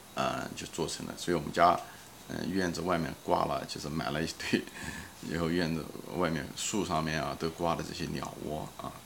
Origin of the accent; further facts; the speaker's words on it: China; 我们中国人